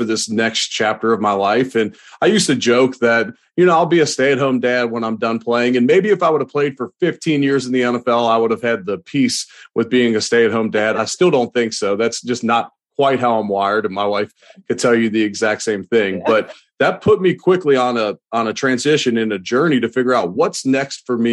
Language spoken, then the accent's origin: English; Cincinnati, Ohio, United States; moved away; also born or lived in Louisville, Kentucky / Buffalo, New York; I'm originally from Cincinnati, Ohio.